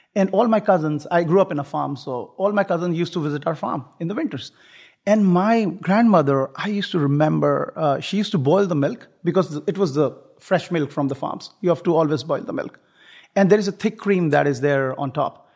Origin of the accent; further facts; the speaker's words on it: northern India, India; moved away as an adult; now in Houston, United States; I come from India. The foothills of the Himalayas, the northern part of India